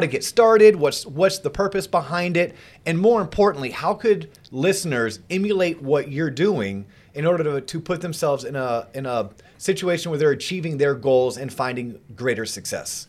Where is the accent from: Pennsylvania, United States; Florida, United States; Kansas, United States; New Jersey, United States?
Florida, United States; growing up in Florida.